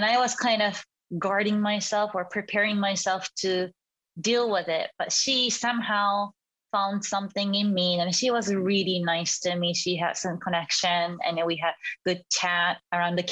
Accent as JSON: {"language": "English", "town": "Yokohama", "region": "Kanagawa", "country": "Japan", "tie": "born or raised there", "also_born_or_lived": "Sweden", "said": "I was born and raised in Yokohama, in Kanagawa, in Japan, as a youngest of four"}